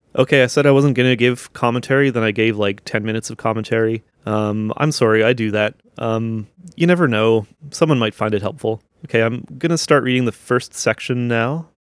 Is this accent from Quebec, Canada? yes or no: no; Niverville, Manitoba, Canada; Where I grew up in Niverville, there's, like, I think there was, like, eight churches when I was growing up there.